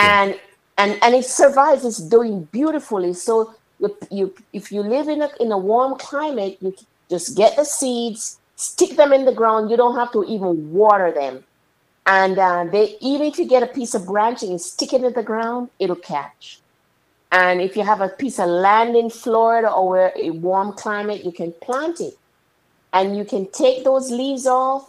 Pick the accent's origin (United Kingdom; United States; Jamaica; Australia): Jamaica; when we were young young ladies growing up in Jamaica